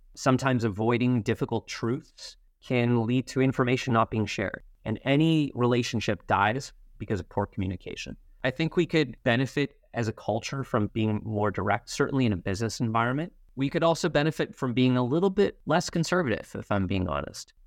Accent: Montreal, Quebec, Canada; also born or lived in Toronto; I am very proud to be Canadian, and I feel very, very lucky to have grown up here

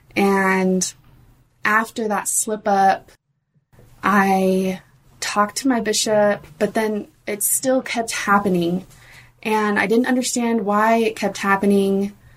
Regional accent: Oregon, United States; I grew up in Oregon

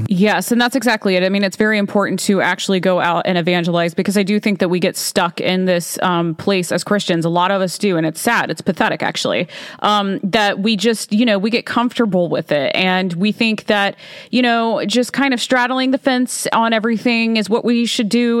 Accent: Alabama, United States; I grew up in Alabama

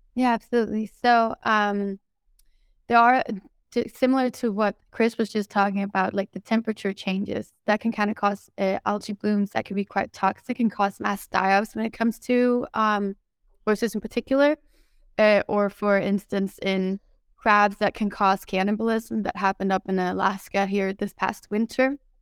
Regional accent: Denmark; moved away; also born or lived in Sweden; I grew up in Denmark

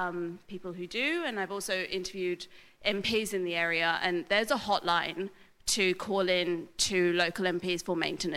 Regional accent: England, United Kingdom; accent: English, relatively middle class; first language English; I'm not white, but I have a relatively middle class accent, and English, yeah, and English is my first language, right? And I speak with an English accent

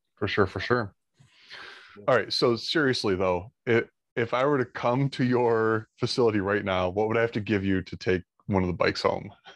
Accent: Monroe, Michigan, United States; I grew up in Monroe, Michigan

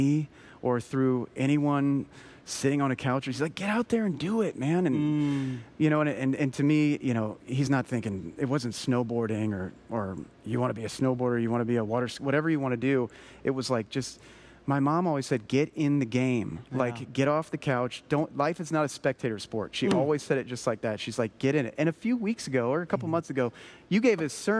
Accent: Colorado, United States; I grew up snowboarding in Colorado. It's where I'm from

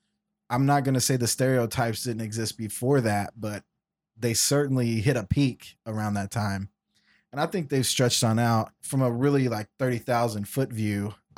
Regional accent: Jordan; We're from Jordan.

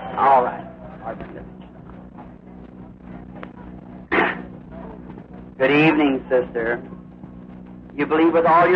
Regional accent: United States; I'm an American

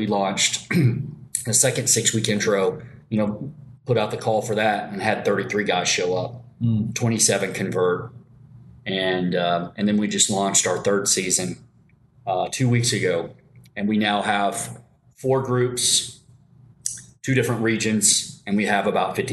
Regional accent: Paducah, Kentucky, United States; also born or lived in Tulsa, Oklahoma / Sapulpa, Oklahoma; I grew up in Paducah, Kentucky. I was born in Tulsa.

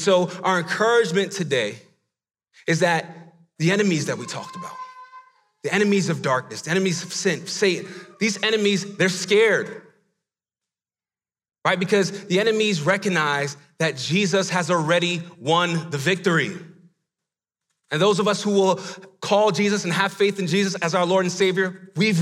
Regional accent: New York City, New York, United States; I grew up in the Bronx, New York

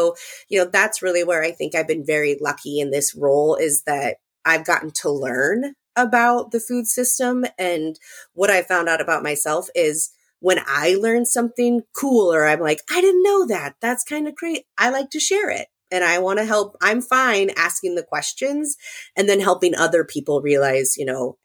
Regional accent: Southwest Iowa, United States; I'm from Southwest Iowa, grew up in a small town

